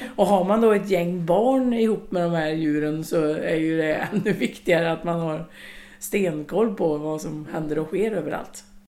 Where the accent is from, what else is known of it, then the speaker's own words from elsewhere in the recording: Långed, Västra Götaland, Sweden; i Långed där mamma och pappa bodde, eller där jag växte upp